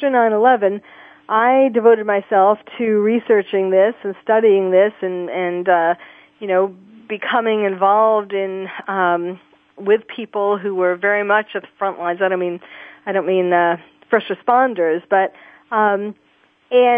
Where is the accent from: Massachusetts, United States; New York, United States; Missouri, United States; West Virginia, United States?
New York, United States; I was born and raised in New York